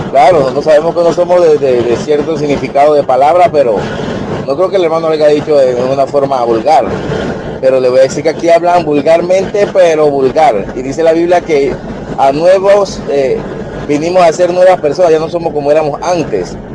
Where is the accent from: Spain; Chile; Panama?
Panama; O sea, aquí en mi país, en Panamá, todo lo que ustedes están diciendo es vulgar.